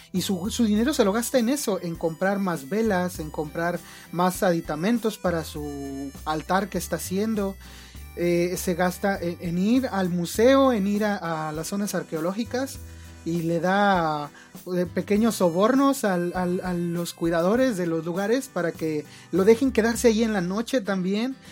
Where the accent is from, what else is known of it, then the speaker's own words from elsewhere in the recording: Mexico; mi país